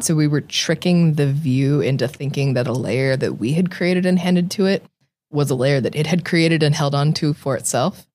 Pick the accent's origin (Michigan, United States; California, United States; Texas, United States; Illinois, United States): California, United States; Tracy; I grew up in Tracy